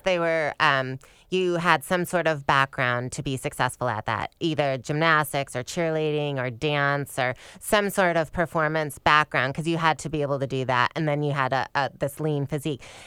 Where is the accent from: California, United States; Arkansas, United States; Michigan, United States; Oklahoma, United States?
Michigan, United States; also born or lived in East Lansing, Michigan; I grew up in Michigan